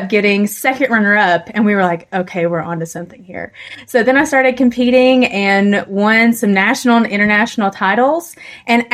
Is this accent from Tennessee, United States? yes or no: yes; Tennessee, United States; I'm from Tennessee